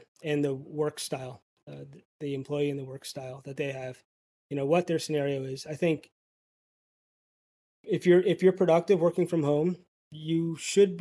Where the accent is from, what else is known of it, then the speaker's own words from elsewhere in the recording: Greenwich, Connecticut, United States; I'm from Greenwich, Connecticut.